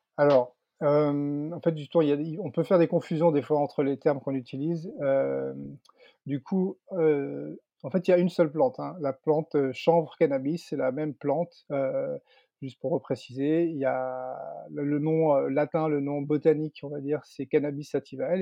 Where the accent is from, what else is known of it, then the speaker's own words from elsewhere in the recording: Landes, Nouvelle-Aquitaine, France; moved away as an adult; also born or lived in Paris, France; dans ma région d'origine. C'est vrai qu'il y a, il y a 5-6 ans maintenant, en 2016, je suis revenu m'installer dans les Landes, à, Osegor